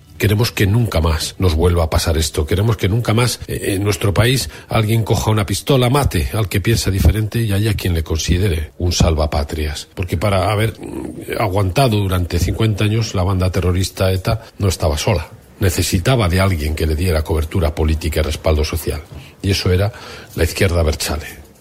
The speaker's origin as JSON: {"language": "Spanish", "region": "Basque Country", "country": "Spain", "said": "los vascos pues, vivimos 40 años de dictadura franquista"}